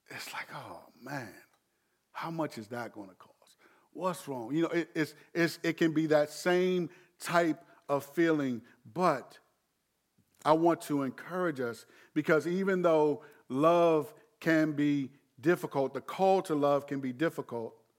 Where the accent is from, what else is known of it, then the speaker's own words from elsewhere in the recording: Landover, Maryland, United States; moved away; Growing up in Landover, I, I, I appreciate ride or die. But I'm not only from Landover now.